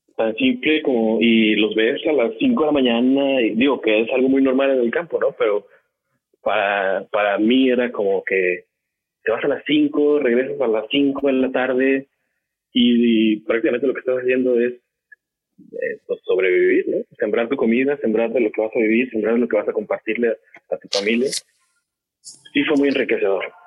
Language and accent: Spanish; Guadalajara, Jalisco, Mexico; now in Monterrey, Mexico; Yo, yo soy de Guadalajara tengo 12 años en Monterrey viviendo